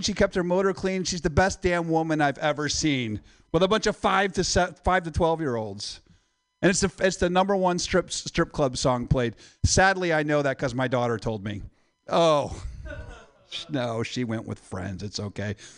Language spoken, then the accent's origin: English; Midwest, United States; moved away; I'm from the Midwest